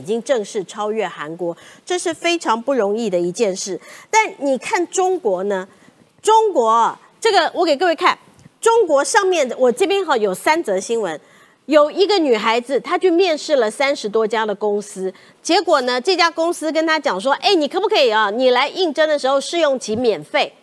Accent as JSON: {"language": "Chinese", "country": "Taiwan", "said": "我们台湾人啊，最近打棒球啊"}